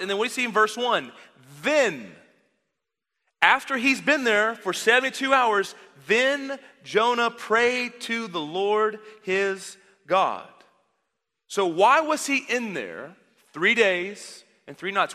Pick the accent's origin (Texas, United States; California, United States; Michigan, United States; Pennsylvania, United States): Texas, United States; Dallas; I grew up in the Dallas area, so if you walk ten feet, you fall into a church